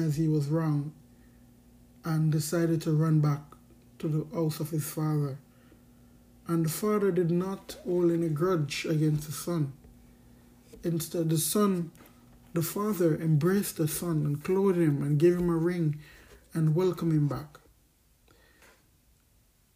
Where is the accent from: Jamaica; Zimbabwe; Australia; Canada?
Jamaica; born or raised there; also born or lived in Dominican Republic